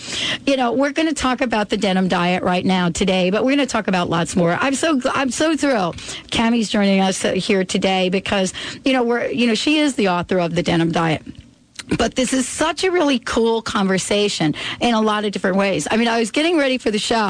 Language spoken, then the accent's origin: English; New York, United States; moved away; I'm from New York, so sometimes I make some phone calls back home